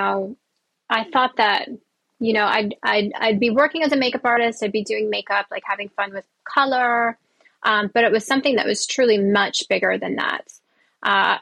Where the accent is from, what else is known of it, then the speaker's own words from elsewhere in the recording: Columbus, Ohio, United States; I was born in Columbus, Ohio.